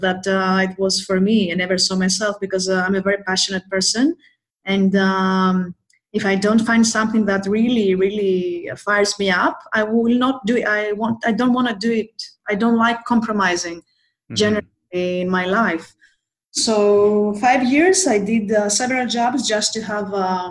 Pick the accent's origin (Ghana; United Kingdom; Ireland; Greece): Greece; Athens, Attica; also born or lived in Thessaloniki, Greece; I came back to Athens because I am from Athens, Greece, the capital of Greece